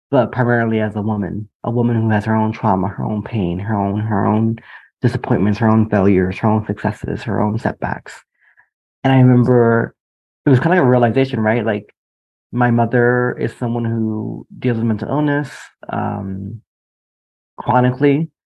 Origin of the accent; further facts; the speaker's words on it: United States; your husband and I are both um, from the New York, New Jersey area. We have this Caribbean understanding